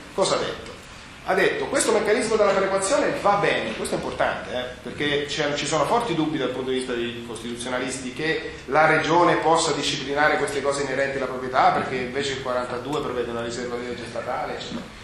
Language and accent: Italian; Abruzzo, Italy; sono un abruzzese